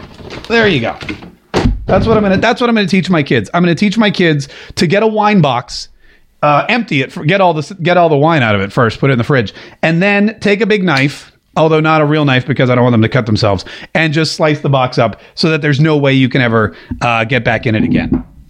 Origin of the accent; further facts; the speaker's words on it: North Carolina, United States; I may have said y'all, but I grew up in North Carolina.